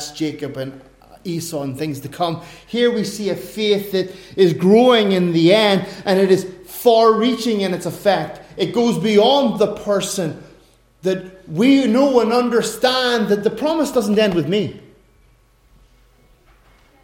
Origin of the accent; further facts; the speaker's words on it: Ireland; I'm an Irishman